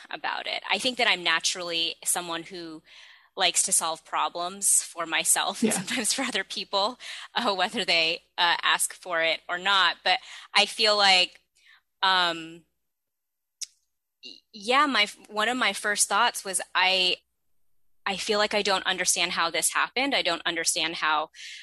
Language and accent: English; Bay Area, California, United States; I'm originally from the Bay Area, so I was not too far from my family and friends from growing up